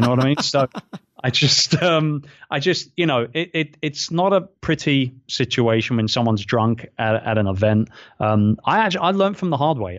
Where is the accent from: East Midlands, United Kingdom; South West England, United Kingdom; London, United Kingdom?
London, United Kingdom; moved away as an adult; now in Philippines; my hometown